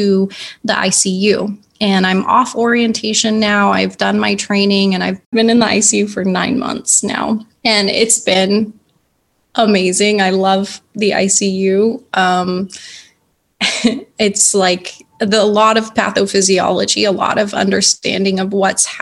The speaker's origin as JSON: {"language": "English", "town": "San Diego", "region": "California", "country": "United States", "tie": "born or raised there", "said": "I live in California. We grew up together in San Diego"}